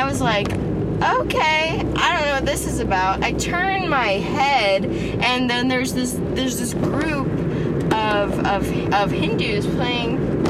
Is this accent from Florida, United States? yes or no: yes; Orlando, Florida, United States; I'm from Orlando